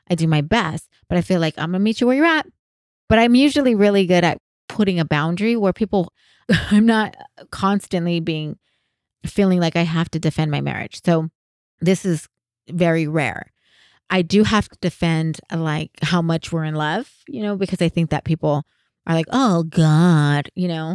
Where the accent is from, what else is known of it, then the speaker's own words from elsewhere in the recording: San Jose, California, United States; I'm from San Jose